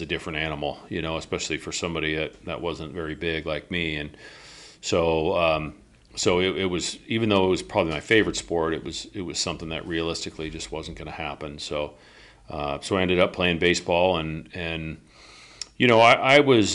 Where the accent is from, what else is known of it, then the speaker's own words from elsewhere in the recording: Bellevue, Washington, United States; also born or lived in Cincinnati, Ohio / Northern Virginia / Vancouver; we moved out to the Seattle area in Bellevue in 72, and that's where I grew up. Those are my growing up years.